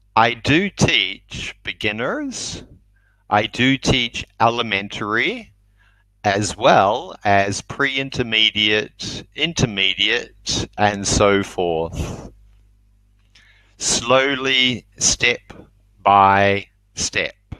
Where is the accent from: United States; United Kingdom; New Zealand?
New Zealand; I'm from New Zealand.